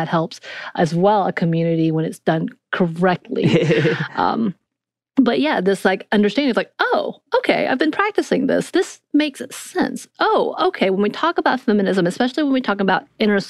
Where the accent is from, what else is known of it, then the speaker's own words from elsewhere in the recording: North Georgia, United States; I grew up in North Georgia where everything's very binary anyway.